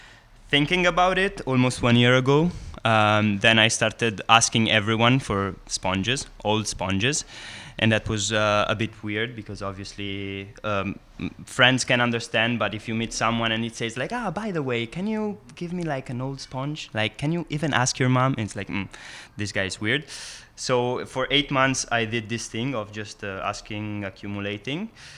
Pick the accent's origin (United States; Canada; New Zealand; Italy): Italy; English is a second language; now in San Sebastian, Spain; I'm …. I'm from Italy originally, but I'm coming from San Sebastian in Basque Country.